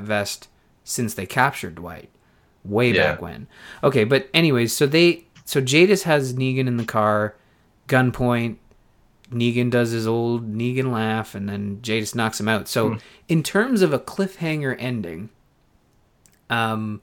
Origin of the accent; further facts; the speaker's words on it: Canada; I'm Canadian